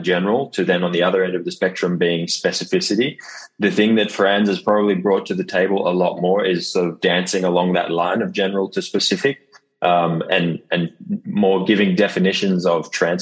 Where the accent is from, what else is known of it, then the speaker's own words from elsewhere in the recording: Sydney, New South Wales, Australia; moved away as an adult; now in Rotterdam, Netherlands; I'm initially from Sydney, Australia. That's where I call home.